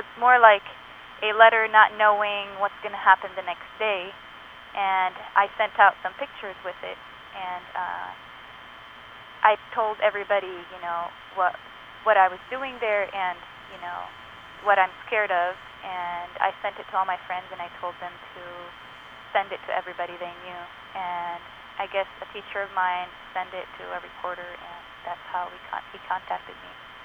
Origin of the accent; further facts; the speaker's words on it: Lebanon; moved away as an adult; I was raised in Lebanon for around 20 years, and then 4 years ago I came here.